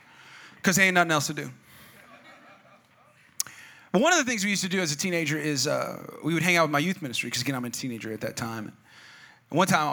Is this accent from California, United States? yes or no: yes; California, United States; moved away; also born or lived in Albuquerque, New Mexico; I'm from California, but I live part of my life in a place called New Mexico, Albuquerque, New Mexico